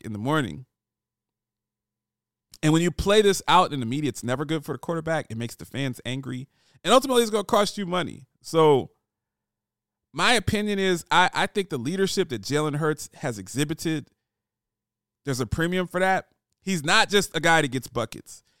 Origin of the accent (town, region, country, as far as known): United States; now in Nashville, United States